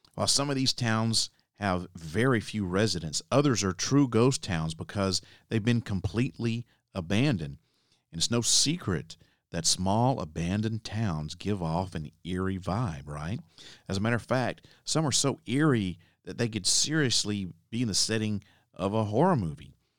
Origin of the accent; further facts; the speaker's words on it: Alabama, United States; moved away as an adult; now in Nashville, Tennessee, United States; my home state of Alabama. Now, I know I haven't lived in Alabama in over twenty years